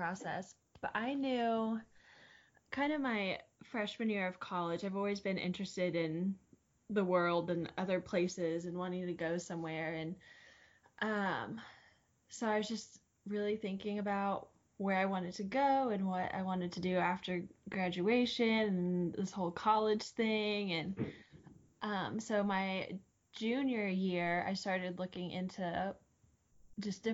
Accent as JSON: {"language": "English", "region": "Indiana", "country": "United States", "said": "I was from Indiana"}